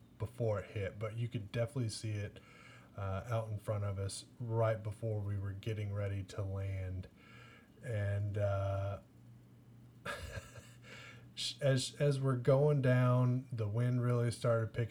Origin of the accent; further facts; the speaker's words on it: Owensboro, Kentucky, United States; we're from Owensboro